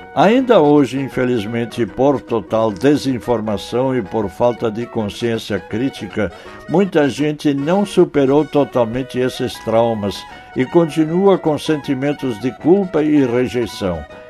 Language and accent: Portuguese; north-central Rio Grande do Sul, Brazil; no centro-norte do Rio Grande do Sul, minha terra natal